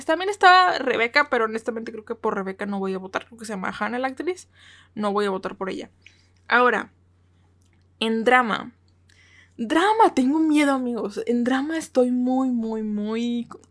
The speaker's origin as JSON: {"language": "Spanish", "country": "Mexico", "said": "soy de México, porque su servidora es de México"}